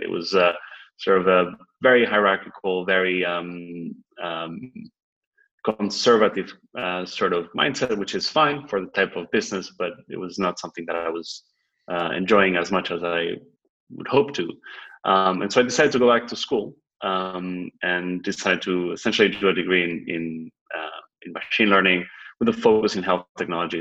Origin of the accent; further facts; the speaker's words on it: Spain; moved away as an adult; also born or lived in New York, United States / Boston, United States; I'm originally from Spain, and I spent the last uh, decade or so in the United States between New York and Boston